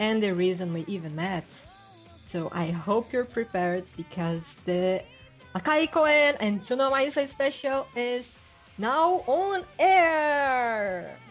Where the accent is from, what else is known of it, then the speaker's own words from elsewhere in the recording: Brazil; English is a second language; I'm from Brazil